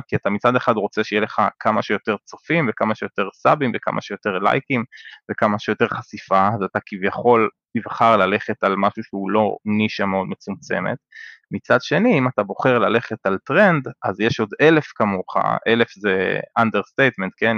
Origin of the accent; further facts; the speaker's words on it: Israel; אני ישראלי